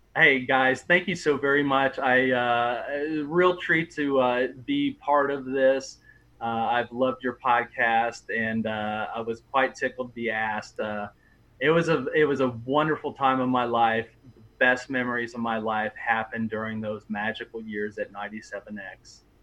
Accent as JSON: {"language": "English", "town": "Oxford", "region": "Ohio", "country": "United States", "tie": "born or raised there", "said": "I grew up in Oxford, and um, 97X was just always there"}